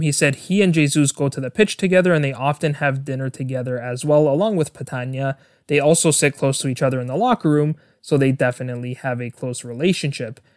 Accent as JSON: {"language": "English", "country": "Canada", "said": "my home country of Canada"}